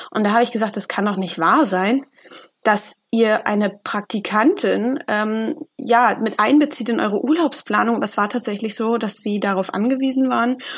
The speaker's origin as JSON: {"language": "German", "region": "Berlin", "country": "Germany", "said": "ich komme ja auch aus Berlin wie"}